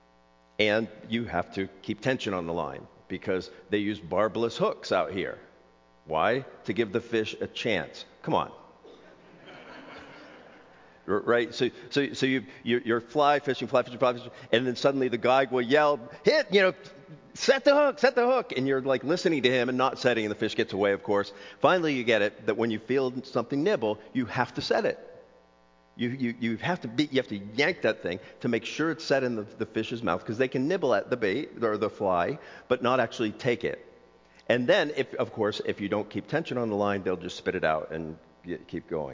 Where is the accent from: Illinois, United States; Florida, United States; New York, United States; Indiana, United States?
Florida, United States; South; now in Pacific Northwest, United States; I grew up in South Florida